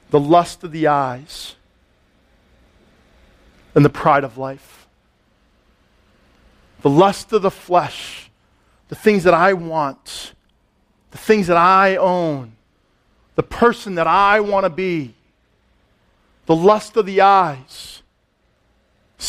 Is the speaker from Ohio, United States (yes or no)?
no; Allendale, New Jersey, United States; I grew up in Allendale, Upper Saddle River